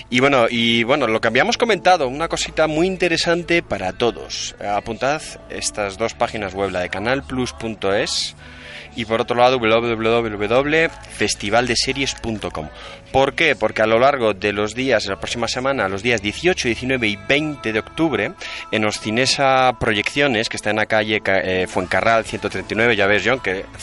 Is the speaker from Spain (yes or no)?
yes; Basque Country, Spain; accent: Basque; aquí que, que, tengo acento vasco muy marcado.